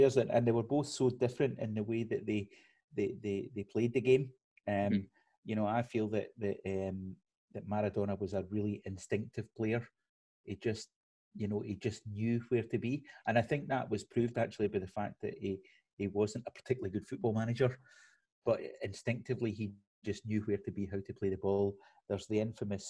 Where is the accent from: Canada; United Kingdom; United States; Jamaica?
United Kingdom; Scotland; I'm Scottish